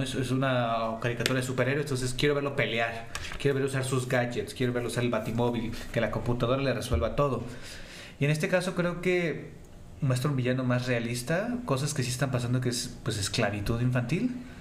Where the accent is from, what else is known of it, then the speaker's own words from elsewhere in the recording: Mexico City, Mexico; somos de la Ciudad de México